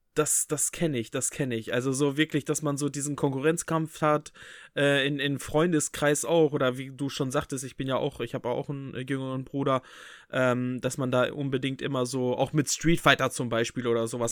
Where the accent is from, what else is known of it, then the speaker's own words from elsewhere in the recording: Bünde, North Rhine-Westphalia, Germany; bei uns in Bünde